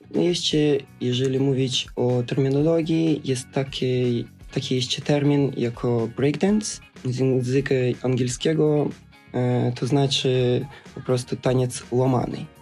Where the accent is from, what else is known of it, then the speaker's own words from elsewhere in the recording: Odesa, Odesa Oblast, Ukraine; moved away; Pochodzę z Ukrainy, właśnie z południa Ukrainy, z miasteczka Odesy